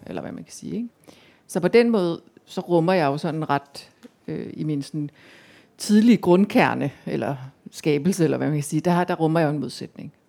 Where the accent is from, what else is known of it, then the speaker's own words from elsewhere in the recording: Central Jutland, Central Denmark Region, Denmark; jeg voksede op i Midtjylland